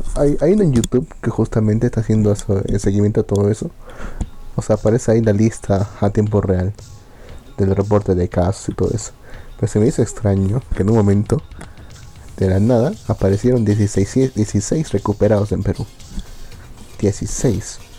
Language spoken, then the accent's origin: Spanish; Bolivia; acá, en, mi terruño